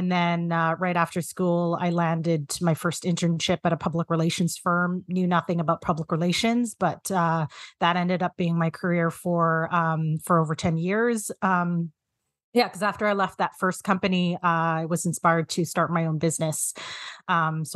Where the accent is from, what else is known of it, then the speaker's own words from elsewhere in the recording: Canada; identify as a Filipina Canadian